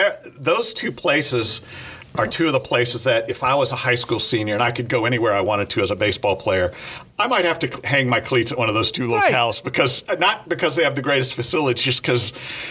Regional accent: California, United States; We are two Californians talking about that.

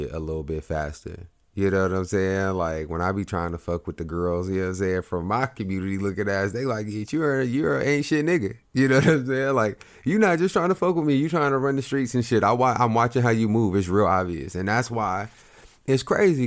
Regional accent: Oklahoma, United States; I grew up in Oklahoma

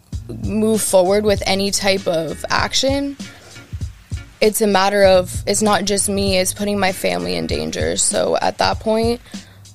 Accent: Los Angeles, California, United States; I'm from Woodland Hills, California

